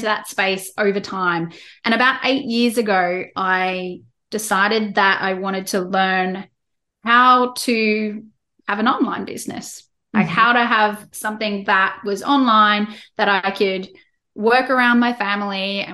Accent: Australia; accent: Australian; as you can tell from my accent, I'm in Australia

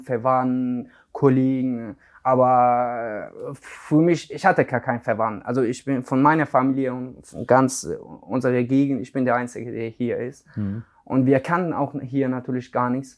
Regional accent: Iran; German is a second language; also born or lived in Afghanistan; now in Hamburg, Germany; ich komme aus Afghanistan, aber ich bin im Iran aufgewachsen

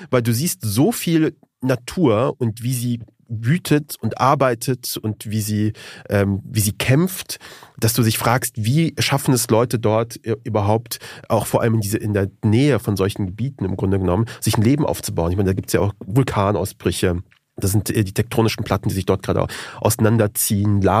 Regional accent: Afghanistan; now in Germany; wie kommt man auf sowas als Afghane?

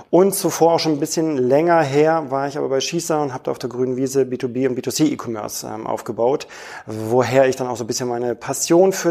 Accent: Switzerland; als Schweizer ja. Kunde natürlich auch ein bisschen veräppelt fühlen

